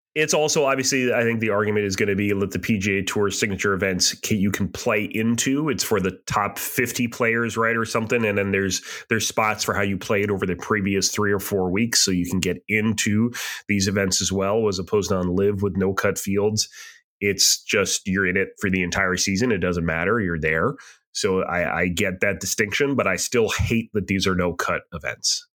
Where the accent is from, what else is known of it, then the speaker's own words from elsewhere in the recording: southern New Hampshire, United States; I grew up just north of you in southern New Hampshire.